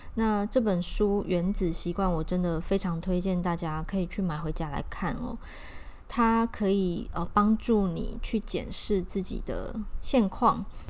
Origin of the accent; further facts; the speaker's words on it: Taiwan; 是我们台湾本土的品牌